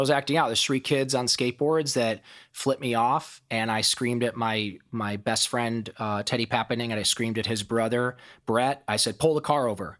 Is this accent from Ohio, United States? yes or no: yes; Toledo, Ohio, United States; accent: Ohio twang; now in Los Angeles, United States; I grew up in Toledo, Ohio, and my childhood was a wilderness of pain.